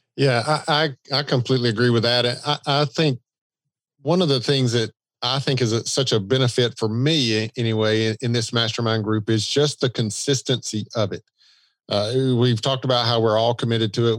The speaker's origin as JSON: {"language": "English", "region": "the South", "country": "United States", "accent": "Southern", "said": "the Southern accent"}